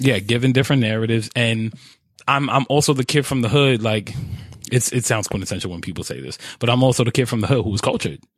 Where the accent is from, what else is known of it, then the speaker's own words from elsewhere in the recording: New York, United States; my New York attitude